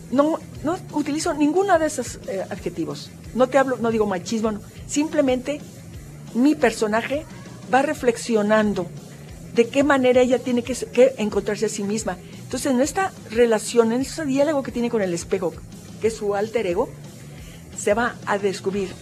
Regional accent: Jalisco, Mexico; nosotros, Jalisco, somos el rostro de México

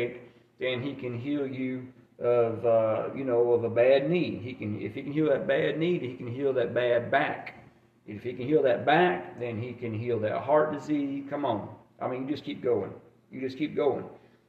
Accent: Alabama, United States; moved away as an adult; also born or lived in Germany; I grew up in Alabama

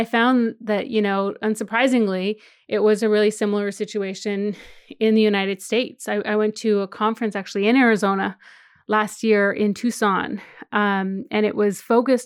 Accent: Saskatchewan, Canada; now in Toronto, Canada; I'm Cree from Saskatchewan, from Treaty 4 Territory in Saskatchewan, and I grew up in my community.

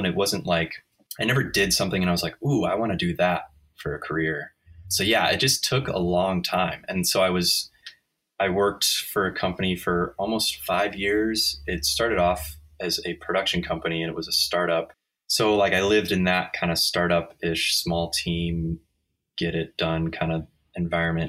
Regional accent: Midwest, United States; moved away as an adult; also born or lived in Chicago; now in San Diego, United States; I grew up in the Midwest

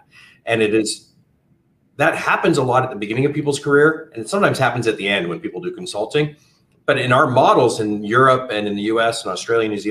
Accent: Canada; moved away as an adult; now in United States; Originally, I'm from Canada and moved down to the US over 15 years ago

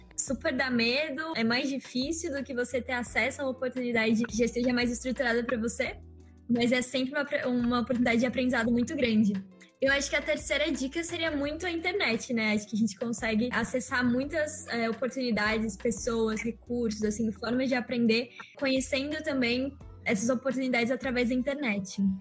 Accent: Engenheiro Coelho, São Paulo, Brazil; also born or lived in Curitiba, Paraná; Eu nasci em Curitiba é, em 2003, assim, então 18 aninhos atrás, mas eu me mudei bem nova para o interior de São Paulo, para uma cidade chamada Engenheiro Coelho, que é onde eu vivo

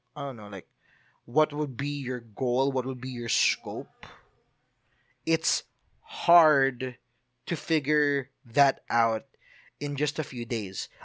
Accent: Philippines; I'm a Filipino

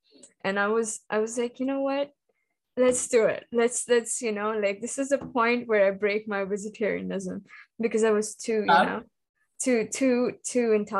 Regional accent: India; moved away as an adult; now in Israel; growing up in India and having those cultural influences.

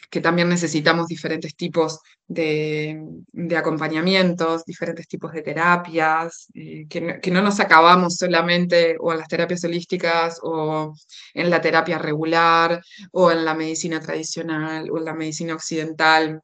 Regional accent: Uruguay; accent: Uruguayan; moved away as an adult; also born or lived in Buenos Aires, Argentina; now in Tenerife, Spain; crecí en Uruguay, me fui, eh, mi familia se fue cuando yo tenía dos años y medio, así que eh, me crié en Uruguay

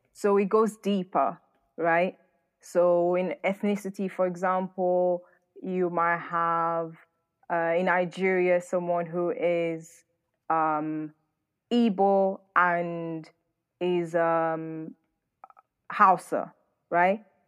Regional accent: Northern Portugal, Portugal; also born or lived in London / Manchester; now in United Kingdom; I grew up in northern part of Portugal, which is a very, very white area

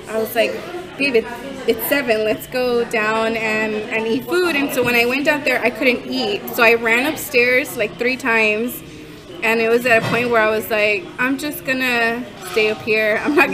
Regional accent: California, United States; I was from California

